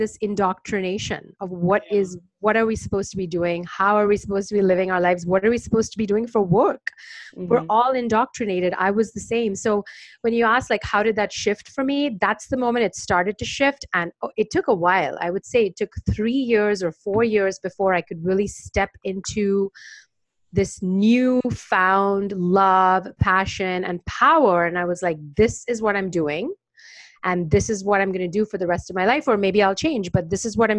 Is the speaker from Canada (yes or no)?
no; India; now in Brooklyn, United States; growing up in India